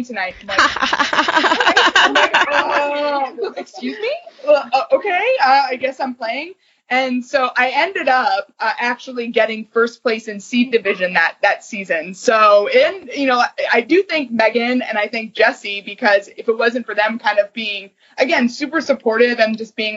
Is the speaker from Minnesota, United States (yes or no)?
no; Cleveland, Ohio, United States; now in Columbus, United States; I grew up in Cleveland before I moved to Columbus